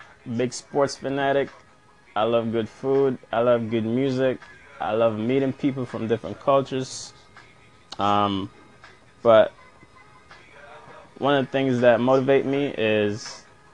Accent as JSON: {"language": "English", "region": "New York", "country": "United States", "tie": "born or raised there", "said": "growing up in New York has always been a challenge for me"}